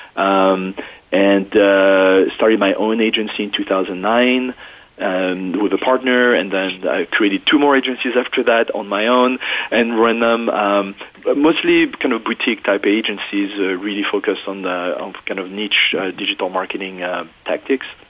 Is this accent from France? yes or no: yes; France; English is a second language; moved away as an adult; now in United States; i was not born in the U.S. I was born in France and uh, went to college uh, in Paris